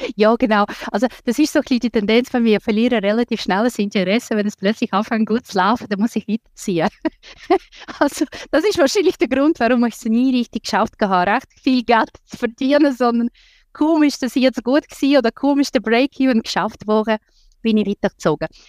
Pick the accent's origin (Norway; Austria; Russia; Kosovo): Russia; now in Switzerland; dazu mal habe ich in Russland gelebt